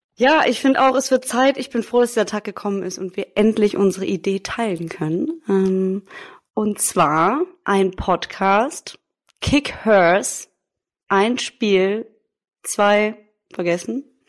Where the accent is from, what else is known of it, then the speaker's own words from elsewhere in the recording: Düsseldorf, North Rhine-Westphalia, Germany; moved away as an adult; now in Munich, Germany; 27 Jahre alt, noch, gebürtige Düsseldorferin, seit acht Jahren inzwischen schon ähm, in München